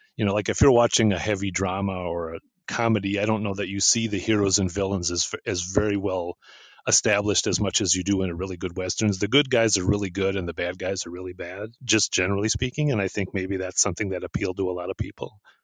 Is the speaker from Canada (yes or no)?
no; United States; I am from the US